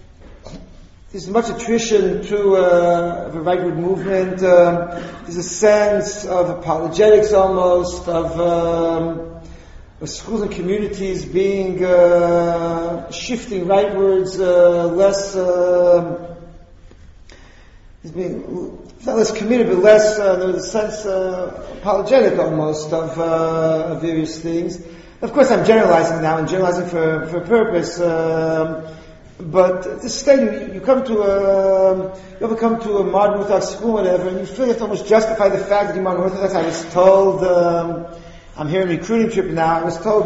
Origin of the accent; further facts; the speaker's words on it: United States; now in Israel; I grew up a few blocks from here